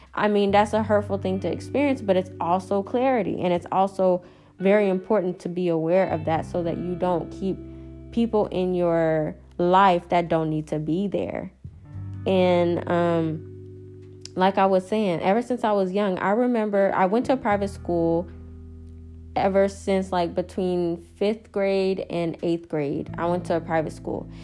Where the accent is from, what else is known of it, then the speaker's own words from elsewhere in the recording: Dallas, Texas, United States; also born or lived in Houston, Texas; the summer of 9th grade going into 10th grade year is when I moved to Houston from Dallas